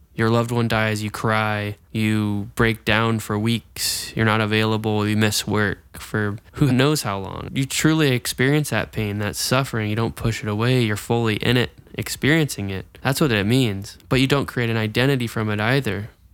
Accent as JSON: {"language": "English", "town": "Jacksonville", "region": "Florida", "country": "United States", "said": "I'm actually from Jacksonville, Florida"}